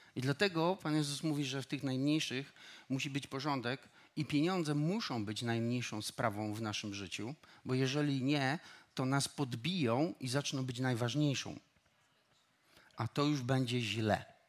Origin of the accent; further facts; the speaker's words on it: Silesian Voivodeship, Poland; Wychowywałem się e, u mojego wujka i cioci, którzy mnie zabrali gór, na Górny Śląsk, wychowywali mnie tam